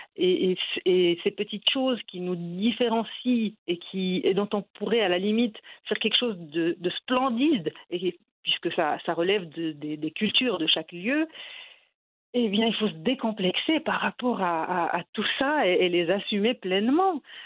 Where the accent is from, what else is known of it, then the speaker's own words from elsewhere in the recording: Morocco; moved away as an adult; now in France; je suis née, j'ai grandi au Maroc